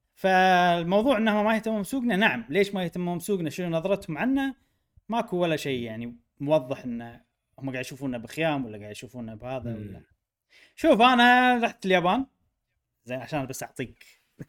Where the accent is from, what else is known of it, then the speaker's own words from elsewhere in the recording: Kuwait; انا من الكويت